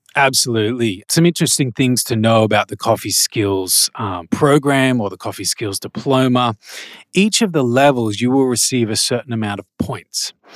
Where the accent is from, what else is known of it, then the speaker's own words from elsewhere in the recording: Australia; also born or lived in Malaysia; I'm Australian, so I know what it's like here